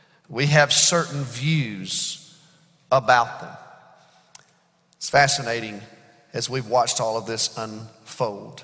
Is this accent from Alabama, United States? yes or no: yes; Birmingham, Alabama, United States; I was reared in Birmingham, Alabama, during the civil rights era.